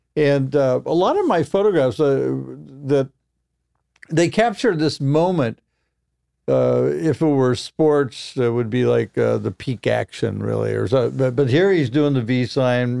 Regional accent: Roseburg, Oregon, United States; moved away; I came from Roseburg, Oregon

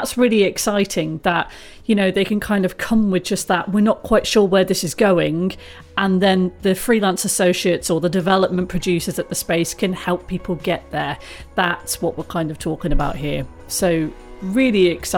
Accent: Coventry, West Midlands, United Kingdom; I grew up in Coventry

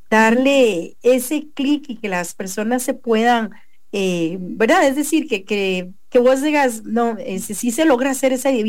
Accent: Concepción, La Unión, El Salvador; De Concepción, de la Unión.

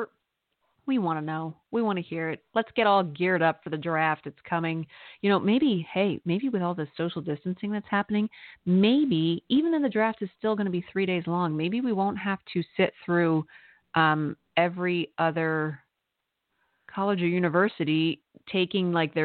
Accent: Pennsylvania, United States; also born or lived in Lehigh Valley; a Pennsylvania Dutchie like me

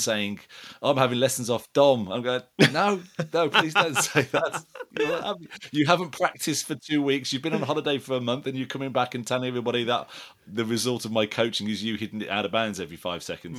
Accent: Wolverhampton, West Midlands, United Kingdom; now in Epsom, United Kingdom; we're heading up to Wolverhampton, where, where I'm originally from

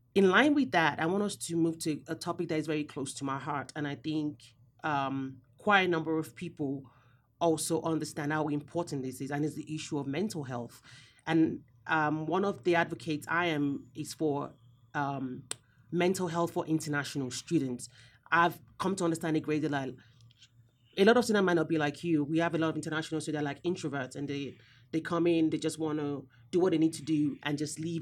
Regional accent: Nigeria; I'm also Nigerian as well

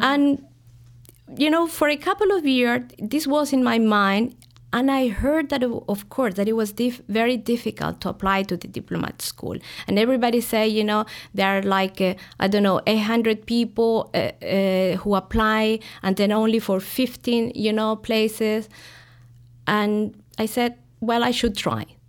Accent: Santiago, Santiago Metropolitan Region, Chile; moved away as an adult; now in Chicago, United States; I was born in Santiago.

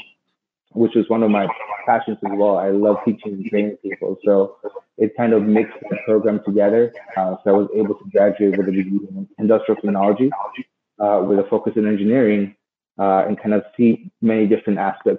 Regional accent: Los Angeles, California, United States; I grew up in South Central Los Angeles.

